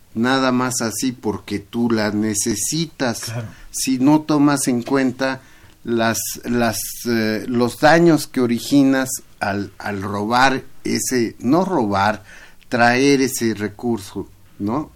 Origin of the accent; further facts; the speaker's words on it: Mexico City, Mexico; allá en mi pueblo, en Iztapalapa